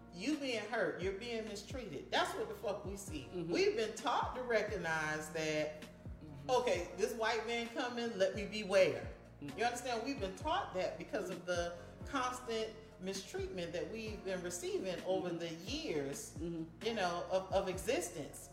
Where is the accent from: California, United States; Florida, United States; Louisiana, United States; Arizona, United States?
Florida, United States; Miami; I'm from Miami